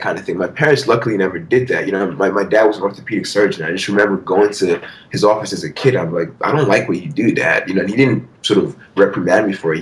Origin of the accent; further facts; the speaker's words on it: Nigeria; also born or lived in Philadelphia; now in United States; growing up in Nigeria